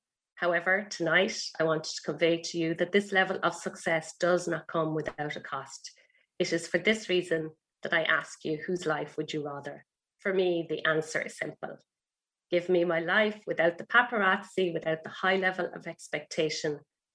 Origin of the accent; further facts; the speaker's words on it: Ballyhale, County Kilkenny, Ireland; also born or lived in Waterford; my parents had a pub in a little village in South Kilkenny, kind of halfway between Waterford and Kilkenny